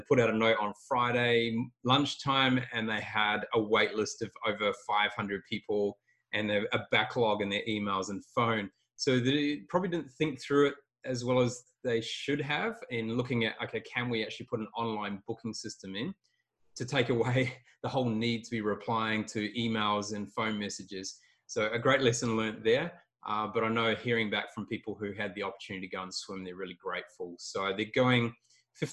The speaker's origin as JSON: {"language": "English", "country": "New Zealand", "tie": "born or raised there", "also_born_or_lived": "Taiwan / Saudi Arabia / Thailand", "moved": "yes", "lives_now": "Canberra, Australia", "said": "I grew up in New Zealand"}